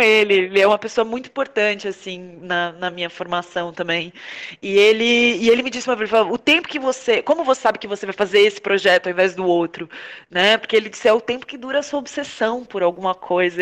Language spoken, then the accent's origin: Portuguese; Porto Alegre, Rio Grande do Sul, Brazil; now in São Paulo, Brazil; eu sou de Porto Alegre, moro em São Paulo